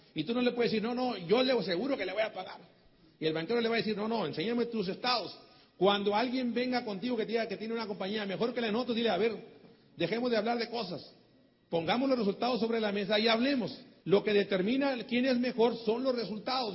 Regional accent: Mexico; soy mexicano

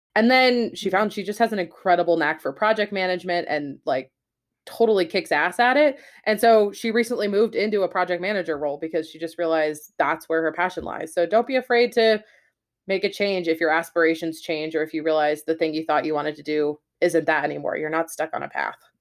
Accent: West Coast, United States; moved away as an adult; also born or lived in New Hampshire / Boston; I'm from the West Coast

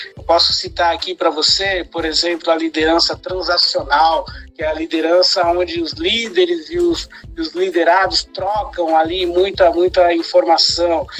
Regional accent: Sorocaba, São Paulo, Brazil; now in Santos, Brazil; eu nasci em Sorocaba, né? E agora eu, eu vivo em Santos

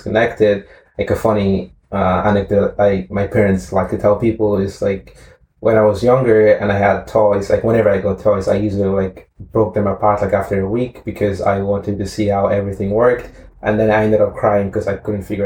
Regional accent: Edo, Nigeria; moved away; I grew up in Nigeria, in the south of Nigeria. It's a state called Edo State.

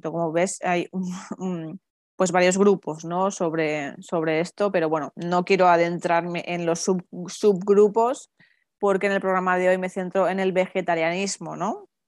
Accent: San Sebastián, Basque Country, Spain; encima somos paisanas, que yo soy de, San Sebastián y tú eres de Vizcaya

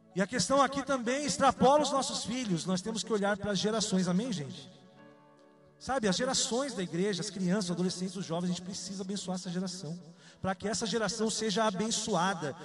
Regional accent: Salvador, Bahia, Brazil; Nasci em Salvador, na Bahia. Eu sou um soteropolitano

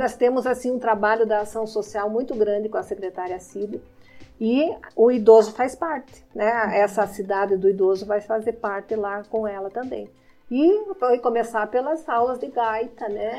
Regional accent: Irati, Paraná, Brazil; Eu nasci já lá na Vila São João

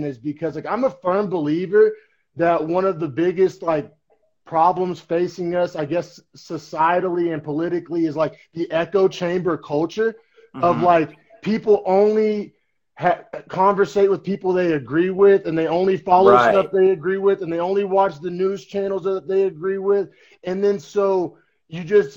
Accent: Norman, Oklahoma, United States; moved away as an adult; also born or lived in Bay Area, California; now in California, United States; we're both from Norman, Oklahoma, but just, like, different parts of town.

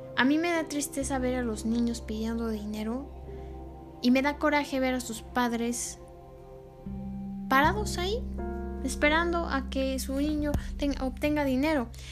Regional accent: Mexico; nosotros como humanos, como mexicanos

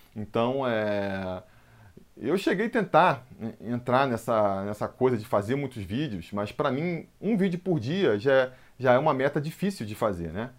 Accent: Rio de Janeiro, Brazil; moved away as an adult; now in São Paulo, Brazil; cresci no Rio de Janeiro

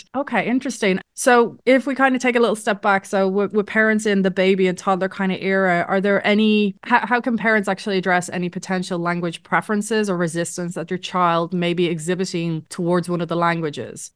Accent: Ireland; moved away as an adult; now in Netherlands; I was raised in Ireland

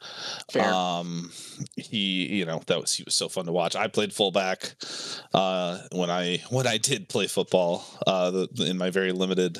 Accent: Tampa Bay, Florida, United States; born there; Yeah, no, I was born in Tampa Bay, Florida.

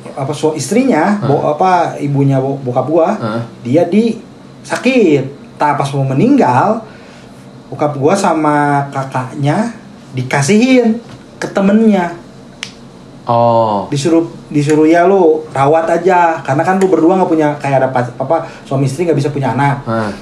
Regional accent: Bandung, West Java, Indonesia; also born or lived in Tasikmalaya; gue lahir di Tasik, besar di Bandung

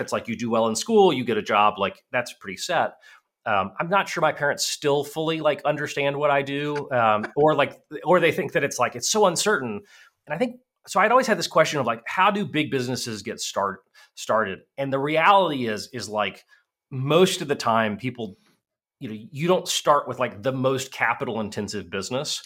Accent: Virginia, United States; my hometown in Virginia

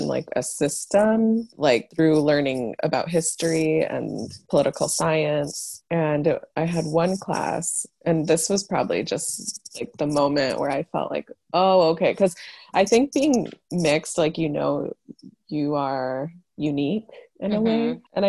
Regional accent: Chicago, Illinois, United States; also born or lived in Africa; oh, I was born in Africa, but I grew up in Chicago, but my dad still lives there because my parents split up.

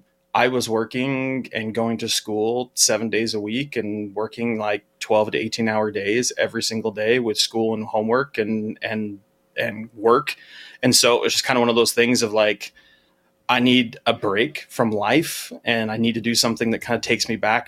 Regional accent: Utah, United States; So I grew up in Utah, and there's a radio station that's called they have a morning show that's called Radio from Hell

